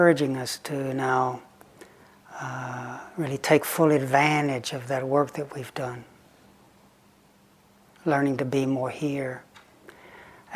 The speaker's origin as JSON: {"language": "English", "area": "Lake Chickamauga", "region": "Tennessee", "country": "United States", "tie": "born or raised there", "said": "when I was growing up on Lake Chickamauga"}